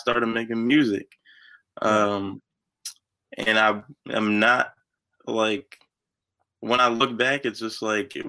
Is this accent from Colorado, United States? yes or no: no; Pleasant Valley, New York, United States; I grew up in Pleasant Valley. I still live in Pleasant Valley with my parents, but Pleasant Valley is right outside of Poughkeepsie